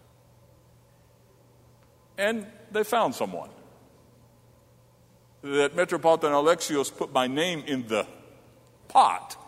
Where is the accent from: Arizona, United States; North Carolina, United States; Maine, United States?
North Carolina, United States; Charlotte; now in Johnstown, United States; growing up in Charlotte, at the age of 6